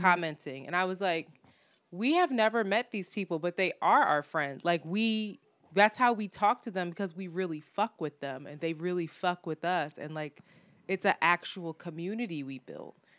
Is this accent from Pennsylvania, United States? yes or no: yes; Philadelphia, Pennsylvania, United States; I am from Philadelphia